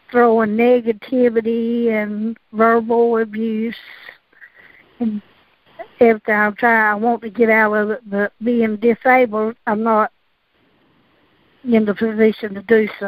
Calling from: North Carolina, United States; from North Carolina.

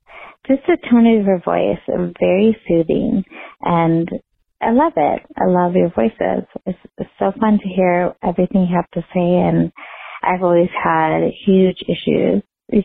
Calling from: Denver, Colorado, United States; I'm calling from Denver

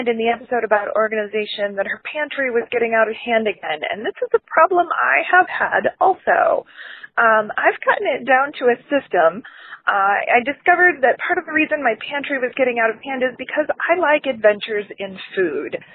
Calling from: Columbus, Ohio, United States; I'm from Columbus, Ohio.

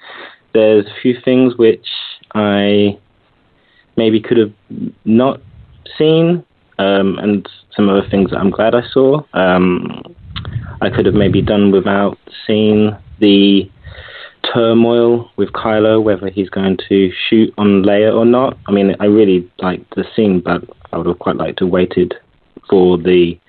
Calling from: London, United Kingdom; from London.

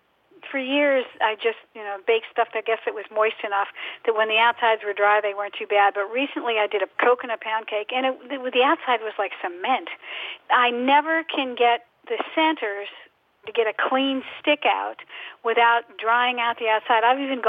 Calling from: Pennsylvania, United States; Bella Kinwood, Pennsylvania, right outside Philly.

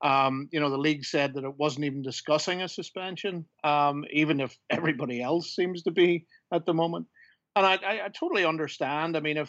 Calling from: Belfast, Northern Ireland, United Kingdom; also born or lived in New York; I'm calling in from Belfast.

